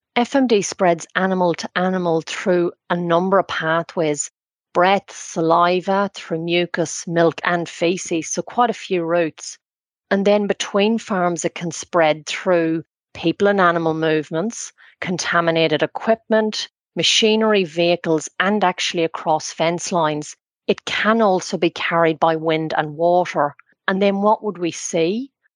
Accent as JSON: {"language": "English", "area": "County Cavan", "region": "Ulster", "country": "Ireland", "also_born_or_lived": "Huntly, New Zealand", "moved": "as an adult", "lives_now": "New Zealand", "said": "I come from County Cavan, which is um, in the Republic but on the border with the north of Ireland."}